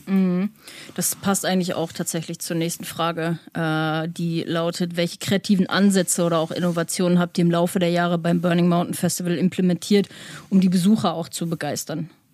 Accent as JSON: {"language": "German", "country": "Germany", "said": "wenn du als Deutscher hinkommst, ich meine, ich komme generell vom Land"}